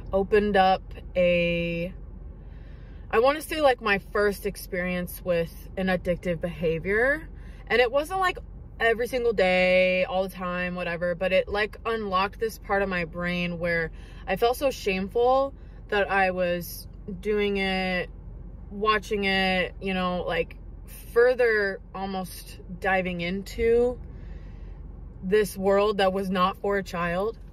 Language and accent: English; Seattle, Washington, United States; I was born and raised in Washington state, like Seattle area